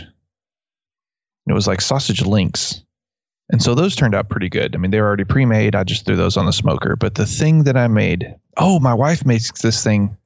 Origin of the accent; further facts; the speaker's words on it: West Texas, United States; accent: West Texas; my West Texas accent